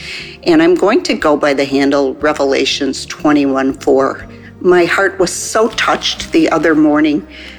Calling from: Chicago, Illinois, United States; I'm calling from the Chicago area.

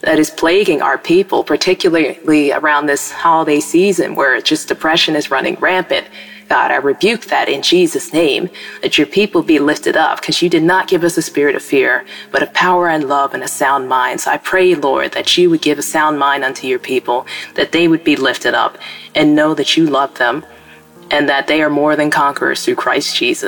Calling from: Pennsylvania, United States; I'm calling from Pennsylvania.

